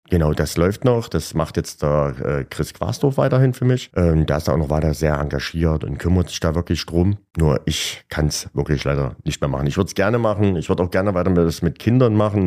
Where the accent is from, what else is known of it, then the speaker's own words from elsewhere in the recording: Gera, Thuringia, Germany; Ich wurde in Gera geboren und lebe seitdem auch nur in Gera. Ich liebe Gera